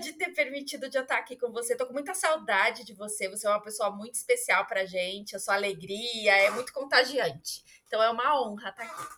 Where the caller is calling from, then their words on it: São Bernardo do Campo, São Paulo, Brazil; Eu falo de São Bernardo do Campo, São Paulo, aqui no Brasil